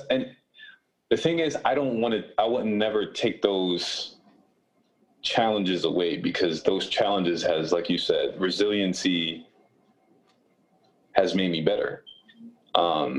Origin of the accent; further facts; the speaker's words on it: Rochester, New York, United States; also born or lived in Buffalo, New York; I was born and raised in Rochester, New York.